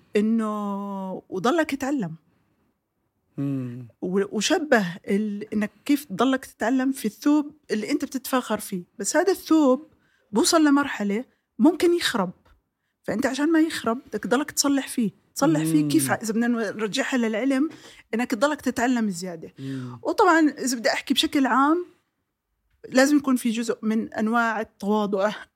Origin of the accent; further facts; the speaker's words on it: Jordan; عندنا في الاردن بالذات